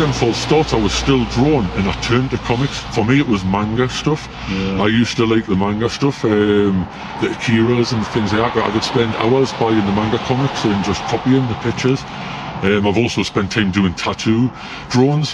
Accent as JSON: {"language": "English", "town": "Newcastle upon Tyne", "region": "North East England", "country": "United Kingdom", "tie": "born or raised there", "also_born_or_lived": "Peterlee, County Durham", "said": "Moved to Newcastle when I was about 9, 10 years old. I moved from Durham"}